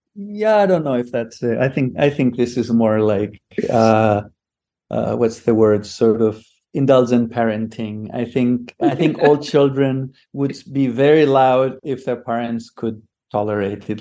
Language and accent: English; Greece; accent: Greek; English is a second language; moved away as an adult; also born or lived in Philadelphia, United States; I'm Greek. I grew up in Greece